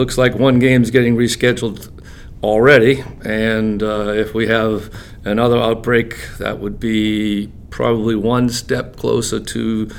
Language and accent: English; New England, United States; I'm from New England.